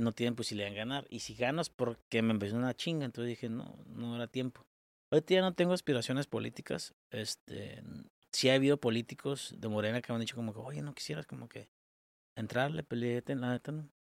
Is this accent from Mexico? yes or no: yes; Mexico; como mexicanos merecemos mucho más